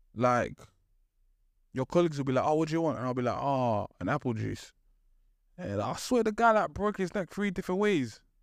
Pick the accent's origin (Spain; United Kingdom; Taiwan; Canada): United Kingdom; London; I grew up in East London.